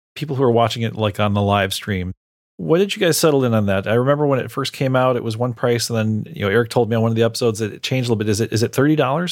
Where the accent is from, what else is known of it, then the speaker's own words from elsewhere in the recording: Chicago, Illinois, United States; I'm from the Chicago area